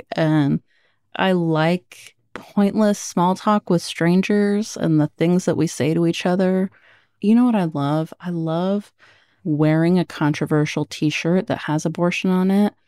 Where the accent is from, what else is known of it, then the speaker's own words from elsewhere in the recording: Oregon, United States; born there; I was born in Oregon. That's where my parents met, and they experienced racism there too.